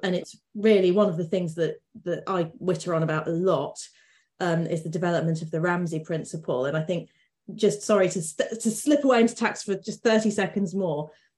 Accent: Lincolnshire, East Midlands, United Kingdom; I'm from Lincolnshire

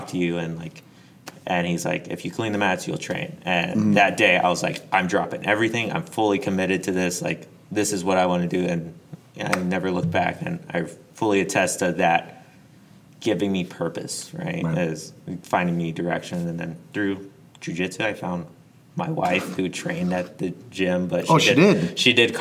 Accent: Dacula, Georgia, United States; moved away as an adult; I'm from a small place called Decula, Georgia

